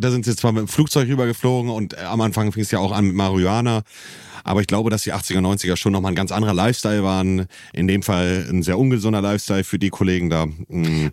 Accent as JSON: {"language": "German", "region": "Hamburg area", "country": "Germany", "said": "als Hamburger oder als jemand, der aus der Ecke Hamburg kommt"}